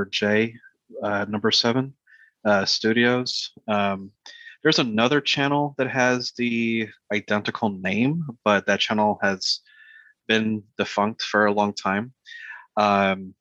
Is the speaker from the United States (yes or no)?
yes; South Florida, United States; moved away as an adult; also born or lived in Connecticut / Puerto Rico; now in Charlotte, United States; I moved to Florida, South Florida. And was there for probably most of my life, I think almost 22, 23 years